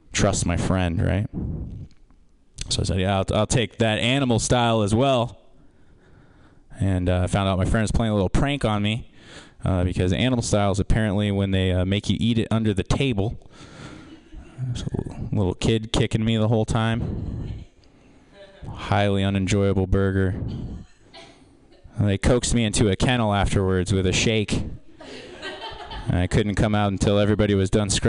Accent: Kansas, United States; now in San Francisco, United States; I'm not from here. I'm from Kansas

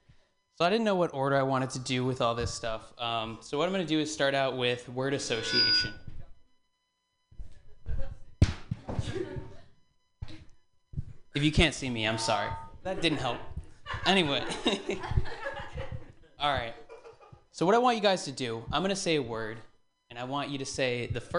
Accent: Massachusetts, United States; moved away; I'm from Massachusetts originally.

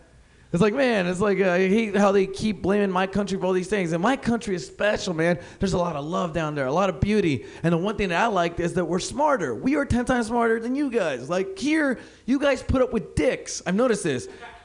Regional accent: Mexicali, Baja California, Mexico; also born or lived in Portland, Oregon; Those of you guys that don't know me, I'm from Mexico, Mexicali, and Portland, Oregon

